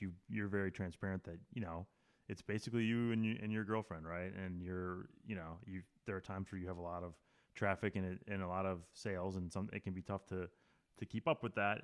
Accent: Wisconsin, United States; I grew up in Wisconsin

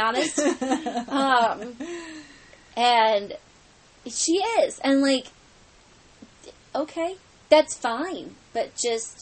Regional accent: United States; I'm an American

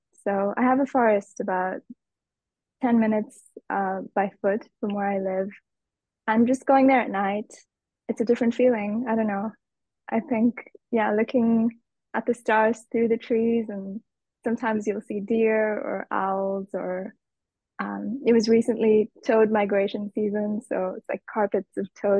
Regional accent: Nairobi, Kenya; In Nairobi. It's the capital city. So it's very much a city, and it's very life-oriented.

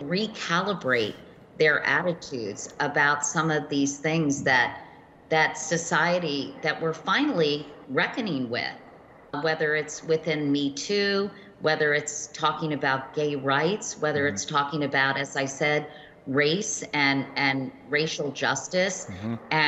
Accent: Virginia, United States; I grew up in Virginia.

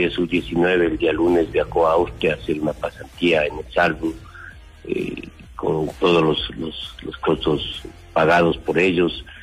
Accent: Ecuador; vamos a tener una sociedad mucho más sana y más competitiva como ecuatorianos.

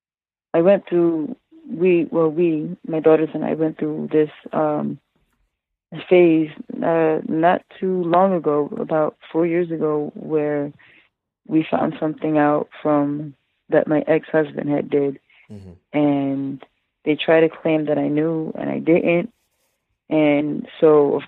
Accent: Trenton, New Jersey, United States; also born or lived in Coney Island, New York; I was born in Coney Island in New York, and I was raised in Trenton, New Jersey

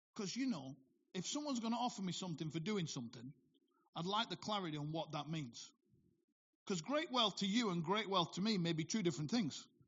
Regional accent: Bolton, North West England, United Kingdom; born or raised there

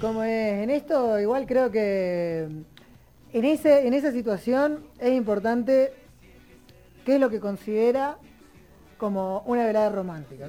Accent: Río Gallegos, Santa Cruz, Argentina; moved away; que es Río Gallegos, que es de donde vengo

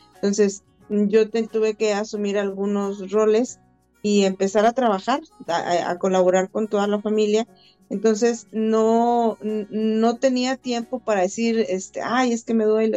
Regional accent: Saltillo, Coahuila, Mexico; yo soy originaria de Saltillo, Coahuila

